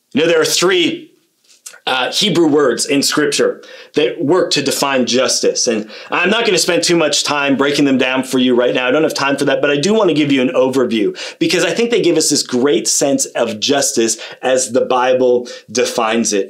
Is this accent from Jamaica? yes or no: no; Kitchener, Ontario, Canada; also born or lived in Australia / Sweden; I grew up in Kitchener Waterloo